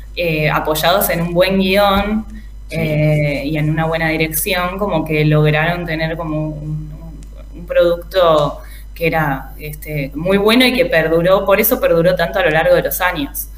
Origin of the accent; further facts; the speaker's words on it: Argentina; nosotros como argentinos